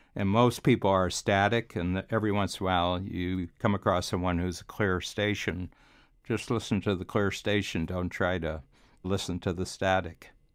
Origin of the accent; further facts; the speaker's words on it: Cleveland, Ohio, United States; moved away as an adult; also born or lived in Chicago; now in Toronto, Canada; I'm from Cleveland, which was a city going downhill